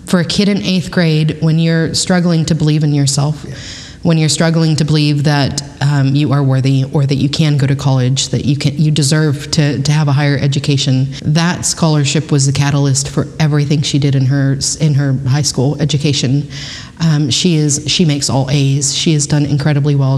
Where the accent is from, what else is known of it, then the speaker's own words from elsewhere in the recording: Kingsville, Texas, United States; moved away as an adult; now in Pflugerville, United States; I grew up in Kingsville, Texas